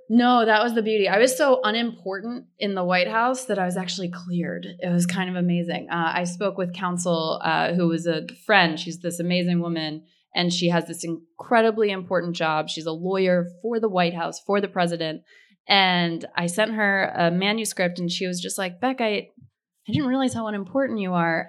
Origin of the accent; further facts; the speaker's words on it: outside of Philadelphia, Pennsylvania, United States; I grew up outside of Philadelphia